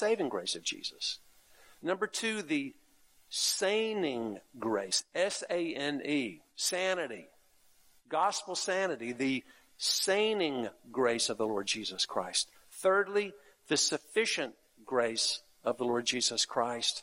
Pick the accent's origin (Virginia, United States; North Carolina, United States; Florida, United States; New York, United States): North Carolina, United States; the church I grew up in North Carolina